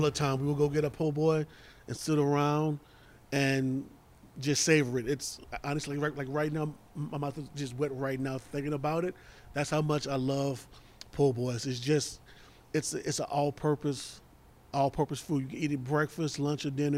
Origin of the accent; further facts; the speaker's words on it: New Orleans, Louisiana, United States; moved away; I'm from New Orleans